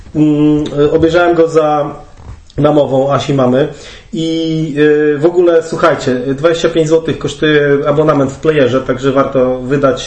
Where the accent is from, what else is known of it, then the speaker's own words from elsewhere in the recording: Olsztyn, Warmian-Masurian Voivodeship, Poland; oboje pochodzimy z Olsztyna